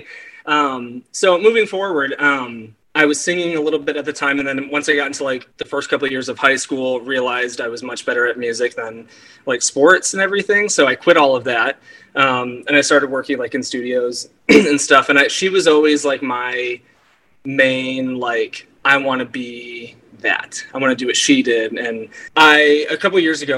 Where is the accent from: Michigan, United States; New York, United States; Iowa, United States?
Michigan, United States; Detroit; also born or lived in California; now in Washington, D.C., United States; I'm originally from Metro Detroit area in Michigan. Lived in California for 6 years, and I now live in Washington, D.C.